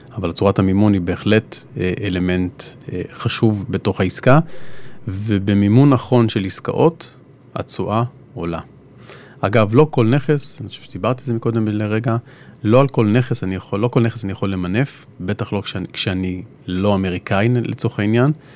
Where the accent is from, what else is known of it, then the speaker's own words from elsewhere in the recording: Israel; אנחנו כישראלים